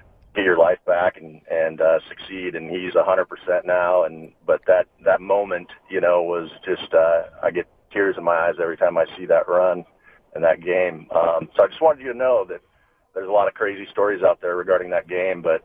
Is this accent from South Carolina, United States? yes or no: no; Seattle, Washington, United States; also born or lived in Los Angeles; now in Mill Creek, United States; we grew up in Seattle